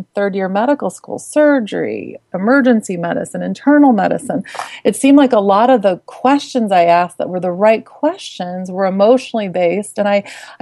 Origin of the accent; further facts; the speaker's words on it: Midwest, United States; I grew up in the Midwest